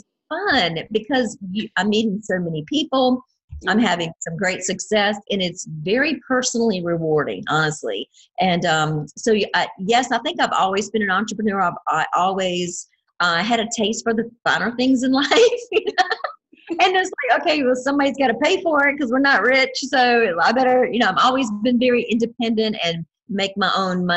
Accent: near the North Carolina border, southern Virginia, United States; I'm in the state of Virginia, which is the East Coast, and I'm on the very southern border, right on the North Carolina border. So I'm born and raised in this general area, and been here all my life

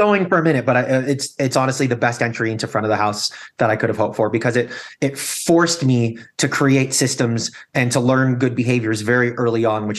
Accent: Toronto, Ontario, Canada; also born or lived in Chicago / Fort Worth / Anaheim; I had lived in Fort Worth, Texas, the People's Republic of Disney, otherwise known as Anaheim, California, Toronto, Canada, where I grew up and became a dual citizen

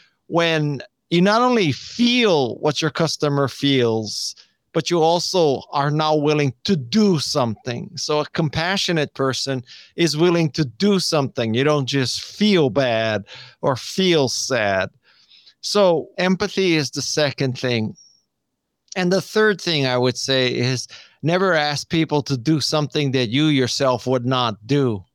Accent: Honolulu, Hawaii, United States; moved away as an adult; I was born and raised in Honolulu, Hawaii.

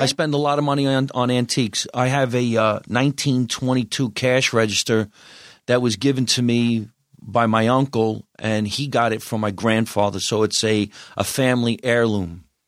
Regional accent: New Jersey, United States; moved away as an adult; also born or lived in New York City; now in Los Angeles, United States; I'm Italian, I'm from New Jersey

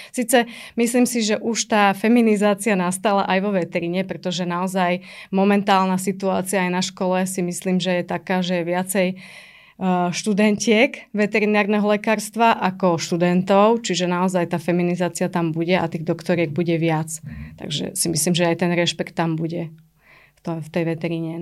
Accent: Trnava, Trnava Region, Slovakia; also born or lived in Pusté Úľany; som vyrastala v byte v Trnave

